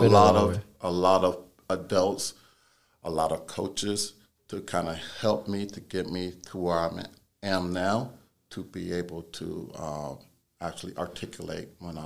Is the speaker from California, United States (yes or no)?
yes; San Diego, California, United States; when I was just a young boy, black boy, growing up in San Diego, California.